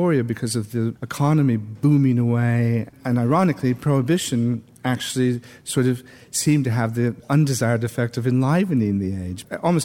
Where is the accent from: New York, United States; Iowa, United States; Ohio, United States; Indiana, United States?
Iowa, United States; moved away as an adult; also born or lived in Hanover, New Hampshire; now in England; growing up in Iowa, particularly in the 50s